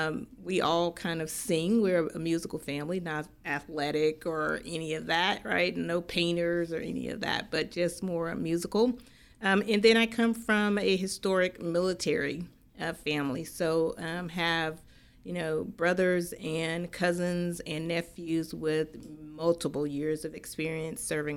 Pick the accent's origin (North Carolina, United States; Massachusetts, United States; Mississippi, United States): Mississippi, United States; now in Texas, United States; born and bred in Mississippi and the rural side of it